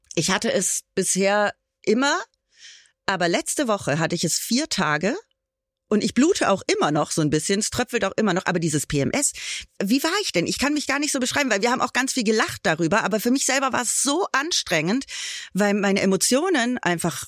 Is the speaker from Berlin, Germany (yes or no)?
no; Bad Tölz, Bavaria, Germany; ich bin ja auch gebürtige Bayerin